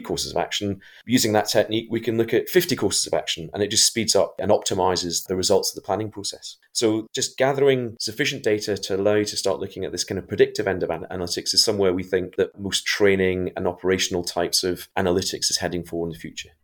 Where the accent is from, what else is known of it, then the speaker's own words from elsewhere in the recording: Scotland, United Kingdom; I'm actually in Scotland